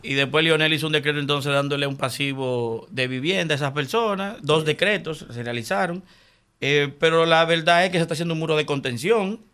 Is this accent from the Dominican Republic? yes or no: yes; Santo Domingo, Distrito Nacional, Dominican Republic; yo soy nacido y criado en Villajuana, yo nací en el patio de los cagados